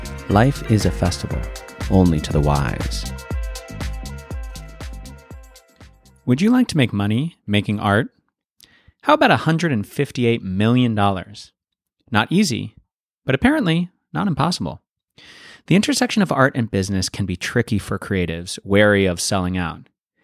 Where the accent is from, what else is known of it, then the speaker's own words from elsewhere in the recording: Santa Fe, New Mexico, United States; which is conveniently located in my hometown of Santa Fe, New Mexico.